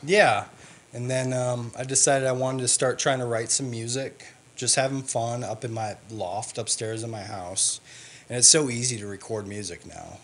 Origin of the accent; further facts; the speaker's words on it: Wisconsin, United States; I grew up in Wisconsin